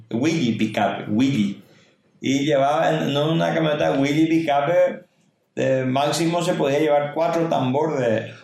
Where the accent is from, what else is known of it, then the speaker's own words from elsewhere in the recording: Salto del Guairá, Canindeyú, Paraguay; also born or lived in Itacurubí del Rosario, Paraguay; yo nací en Itacurubí de Rosario y vine a Salto en el 74 con 4 años de edad